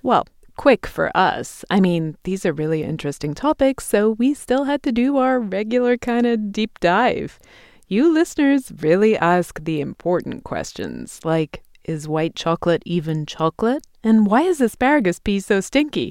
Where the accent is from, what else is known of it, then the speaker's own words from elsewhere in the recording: England, United Kingdom; moved away; my home country of England